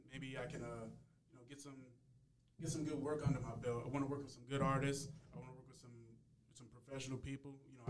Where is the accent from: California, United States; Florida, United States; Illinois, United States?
Illinois, United States; North Chicago; moved away as an adult; now in Cincinnati, United States; I'm originally from the Chicagoland area, from North Chicago specifically, and I went to school. You know, real life hit for a little bit, but I came out to Cincinnati for a new opportunity